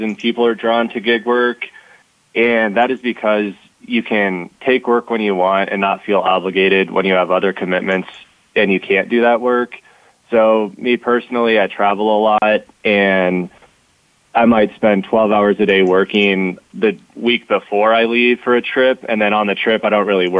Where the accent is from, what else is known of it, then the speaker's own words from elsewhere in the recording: Omaha, Nebraska, United States; I'm from Omaha, Nebraska.